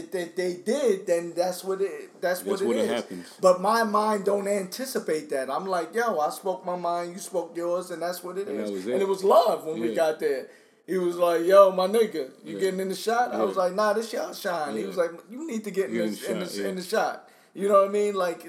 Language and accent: English; New York City, New York, United States; The era that I grew up in Brooklyn and Staten Island, it was hard